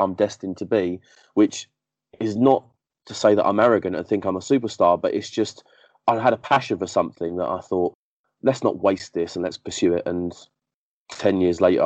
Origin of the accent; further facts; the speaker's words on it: Essex, East of England, United Kingdom; also born or lived in Barking, London; when I was about 5 years old, my mum moved out of the area to Essex, and we moved